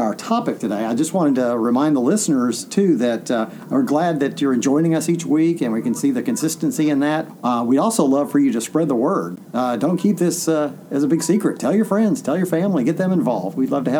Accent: the South, United States; I'm being from the South

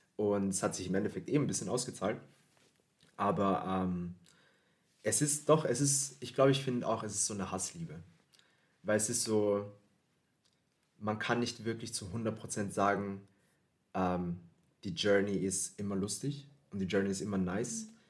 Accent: Philippines; now in Vienna, Austria; ich komm aus den Philippinen

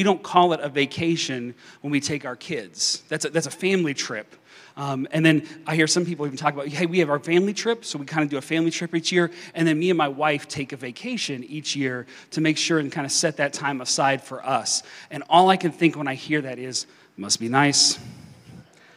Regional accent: Kentucky, United States; moved away; I'm showing my kids my hometown

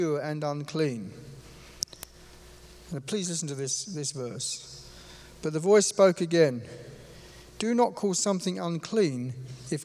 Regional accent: London, United Kingdom; I come from London, or just the east side of London.

